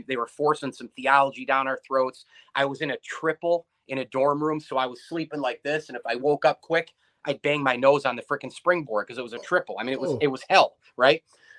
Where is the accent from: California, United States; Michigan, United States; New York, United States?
New York, United States; Central; me growing up in Central New York